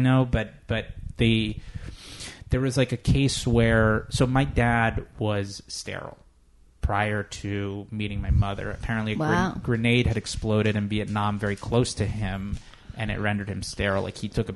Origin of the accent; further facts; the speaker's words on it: South Florida, United States; moved away; I'm originally from South Florida